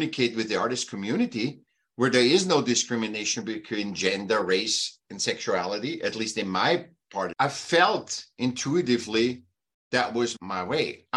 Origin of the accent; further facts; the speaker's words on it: Vienna, Austria; now in California, United States; I was born in Austria, Vienna